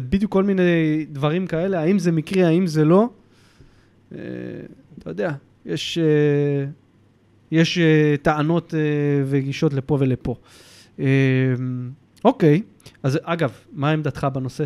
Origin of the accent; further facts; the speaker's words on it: Israel; מבחינתנו כישראלים